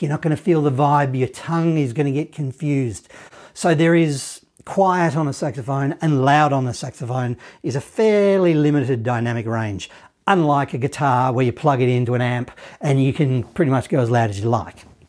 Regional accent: Australia; accent: Australian; My Australian accent

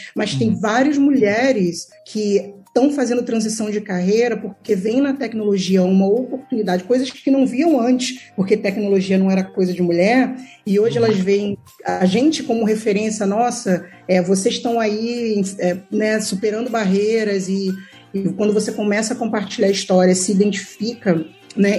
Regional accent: Rio de Janeiro, Brazil; eu venho de um background de, de uma vida de muito difícil difícil, de comunidade carente na cidade do Rio de Janeiro

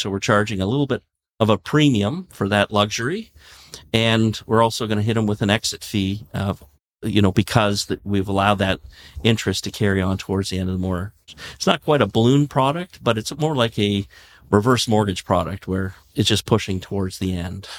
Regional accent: Canada; we're Canadian

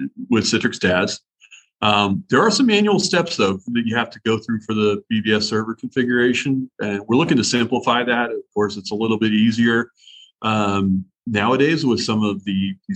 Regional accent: Southern Ohio, United States; I grew up in Southern Ohio.

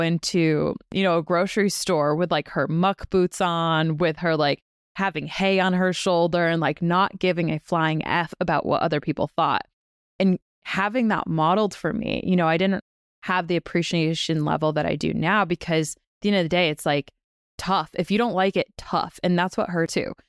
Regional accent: Western Massachusetts, United States; we grew up in Western Mass

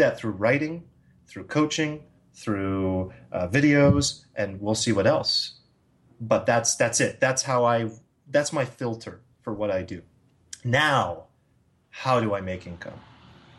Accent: United States; as an American

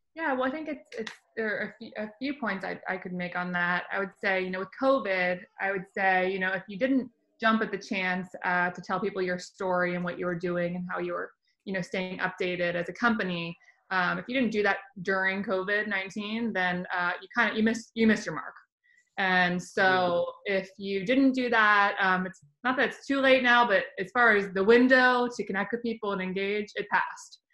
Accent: Virginia, United States; moved away; I'm from Virginia originally

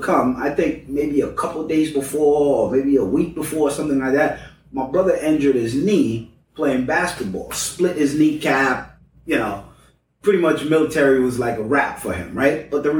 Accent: Cambridge, Massachusetts, United States; The Boston bomber lived on the same street, literally on the same block that I grew up in Cambridge.

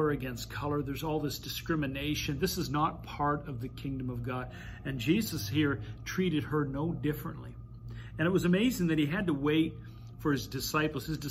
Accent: Mississauga, Ontario, Canada; I grew up in Mississauga

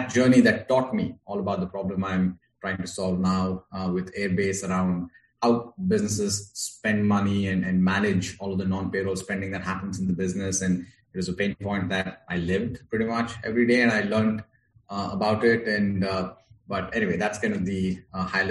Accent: India; moved away as an adult; now in United States; I'm originally from India, grew up there, and I moved to the US in 2009

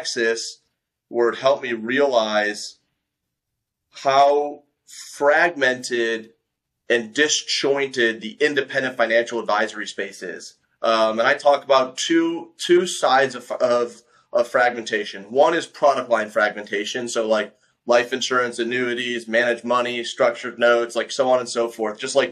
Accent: Detroit, Michigan, United States; also born or lived in overseas (birthplace); I'm from Detroit. I was born overseas, but I've grown up most of my life in Detroit, Michigan

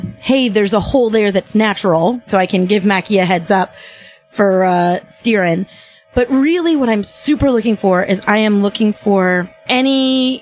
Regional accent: Memphis, Tennessee, United States; We're from Memphis.

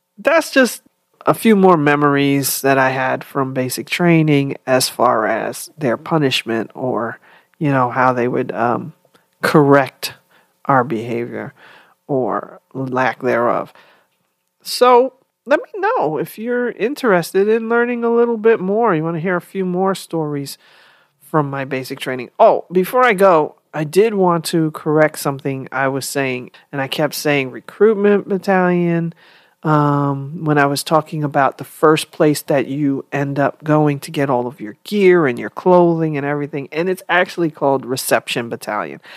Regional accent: New York, United States; I was from New York

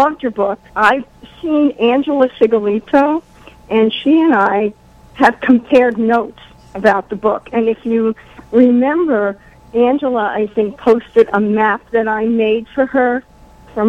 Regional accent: New City, New York, United States; born or raised there; now in Massachusetts, United States

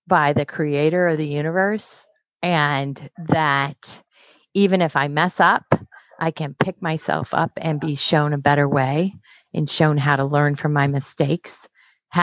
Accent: Midwest, United States; I'm from the Midwest.

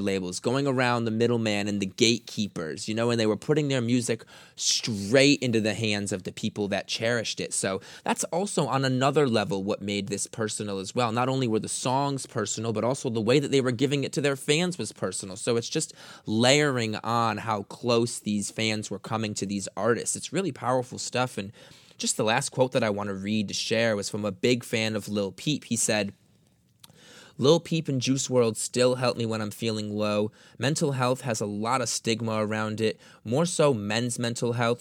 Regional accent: Grosse Pointe, Michigan, United States; I grew up in Detroit, so I lived in Grosse Pointe, which is a suburb on the east side

